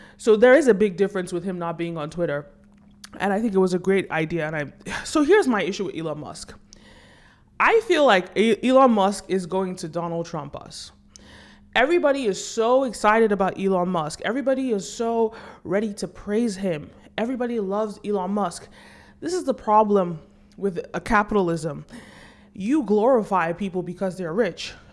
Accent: Nigeria; I'm Nigerian

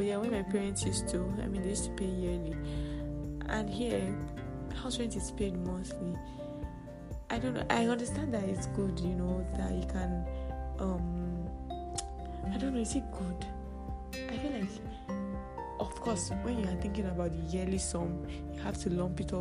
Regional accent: Nigeria; moved away as an adult; now in Kampala, Uganda; when I get back to Nigeria

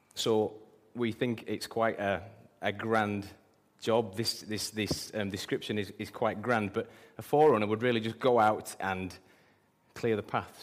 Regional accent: England, United Kingdom; I'm British and proud

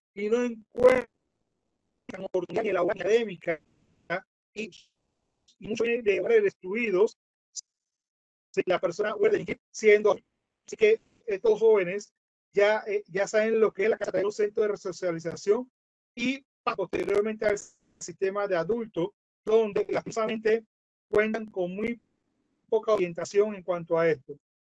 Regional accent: Colón, Panama; en una provincia que se llama Colón, que es el lugar donde yo vengo

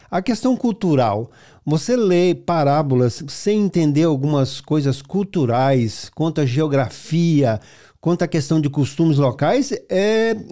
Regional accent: Suzano, São Paulo, Brazil; Sou, sou de ah, São Paulo, cidade também, de Suzano. Eu também sou paulista também.

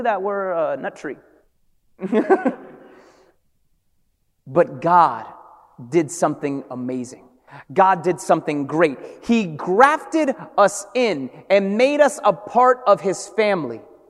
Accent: Hartford, Connecticut, United States; also born or lived in Brooklyn; my family from Brooklyn, and I was raised in Hartford

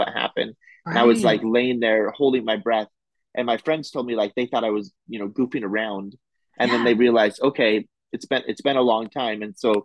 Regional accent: Medford, Oregon, United States; I am from Southern Oregon, the Medford area.

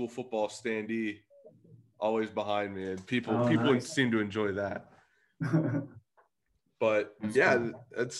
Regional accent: Beaver County, Pennsylvania, United States; I'm from Beaver County

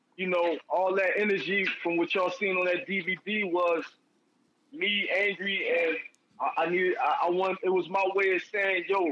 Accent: Philadelphia, Pennsylvania, United States; I'm from Philadelphia, North Philadelphia, Central Thompson. That's my birthplace

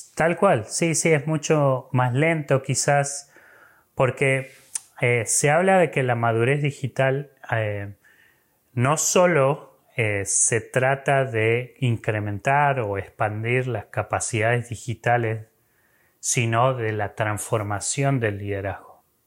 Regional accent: Argentina; yo me involucré con Crew estando en Argentina, soy argentino

